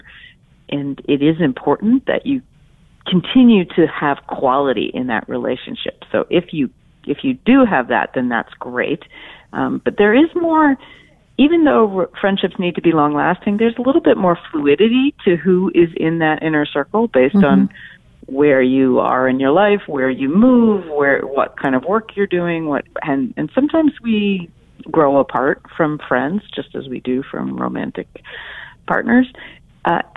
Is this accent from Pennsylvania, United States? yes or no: yes; Philadelphia, Pennsylvania, United States; my hometown of Philadelphia